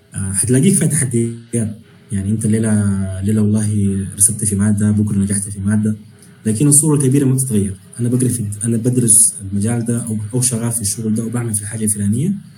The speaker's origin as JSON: {"language": "Arabic", "country": "Sudan", "moved": "yes", "said": "انا بالنسبه لي مثلا كسوداني"}